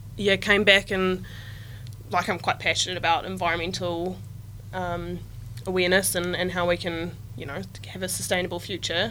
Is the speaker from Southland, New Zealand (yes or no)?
yes; Southland, New Zealand; I grew up on a farm as well in Southland.